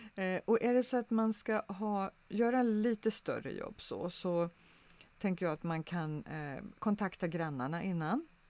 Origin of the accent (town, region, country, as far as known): Sweden